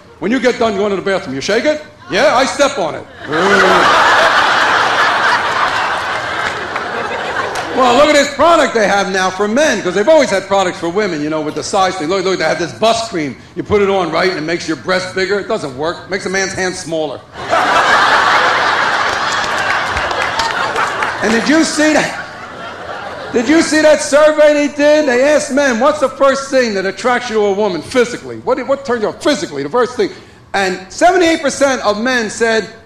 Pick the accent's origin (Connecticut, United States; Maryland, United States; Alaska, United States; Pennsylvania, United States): Pennsylvania, United States; Philadelphia; I was born and raised in Philadelphia, Pennsylvania.